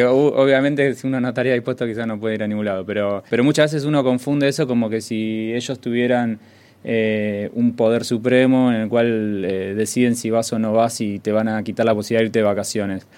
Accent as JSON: {"language": "Spanish", "country": "Argentina", "said": "Nosotros, que somos argentinos"}